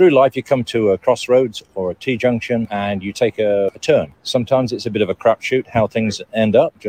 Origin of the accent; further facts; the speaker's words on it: England, United Kingdom; moved away; I'm from England.